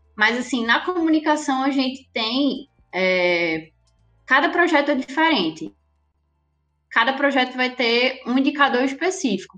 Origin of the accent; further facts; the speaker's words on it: Recife, Pernambuco, Brazil; moved away as an adult; now in Natal, Brazil; eu sou de Recife. Vim para cá para poder fazer faculdade, saí de Recife e vim para Natal para estudar na UFRN jornalismo